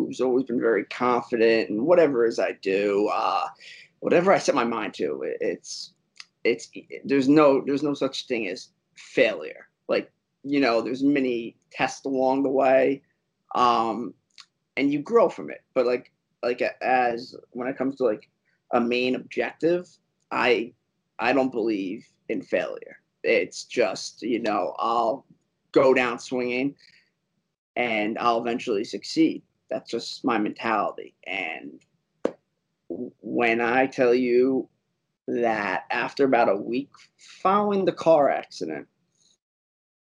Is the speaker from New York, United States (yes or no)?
yes; Westchester County, New York, United States; Born, raised in New York, from a county called Westchester